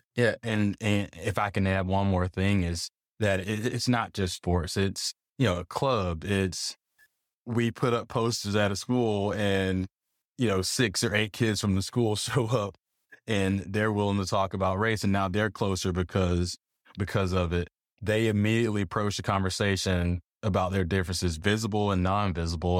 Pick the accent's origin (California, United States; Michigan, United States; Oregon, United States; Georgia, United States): Georgia, United States; South; moved away as an adult; I'm I'm from Georgia. No, I'm not from Atlanta. you know, I grew up on a farm